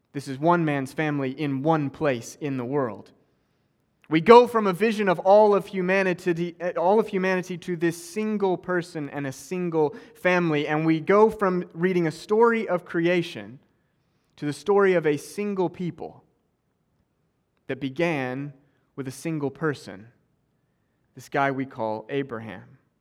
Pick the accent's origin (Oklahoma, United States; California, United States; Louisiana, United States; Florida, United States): Oklahoma, United States; also born or lived in Cambridge; now in West Palm Beach, United States; I grew up in Oklahoma